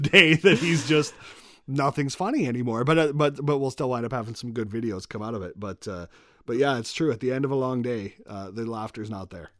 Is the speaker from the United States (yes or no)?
no; Moose Jaw, Saskatchewan, Canada; I'm born and raised in Moose Jaw